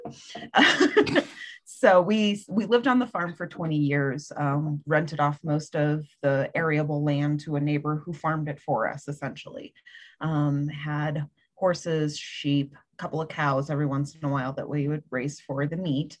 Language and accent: English; South Central Wisconsin, United States; born or raised there; also born or lived in Chicago area, Illinois